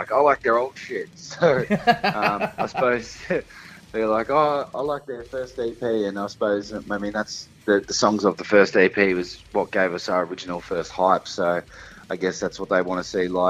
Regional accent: Sunbury, Victoria, Australia; born or raised there

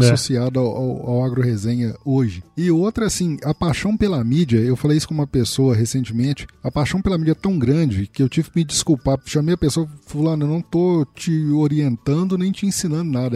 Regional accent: Minas Gerais, Brazil; eu sou mineiro

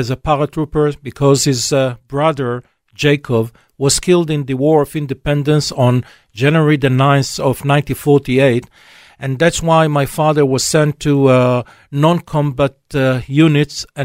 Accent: near Rehovot, Central District, Israel; Rehovot, which is not too far from my hometown.

